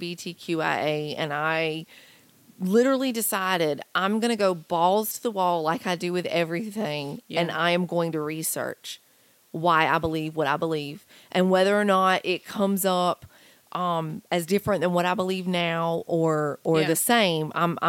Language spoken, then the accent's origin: English; Clayton, United States; Clayton. Yeah.